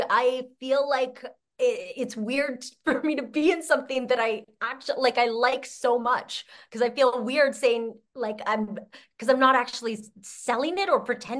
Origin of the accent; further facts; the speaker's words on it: Canada; I'm Canadian, too.